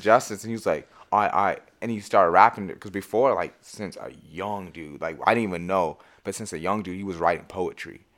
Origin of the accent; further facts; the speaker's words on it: Marysville, Washington, United States; also born or lived in Everett, Washington; I come from Marysville